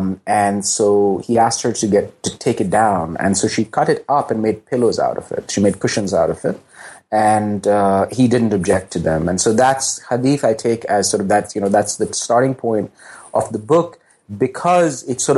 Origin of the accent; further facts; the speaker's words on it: Pakistan; I mean, I grew up in basically in the Zia years in Pakistan, when religion had really become this kind of frequently oppressive public presence in politics and in public life.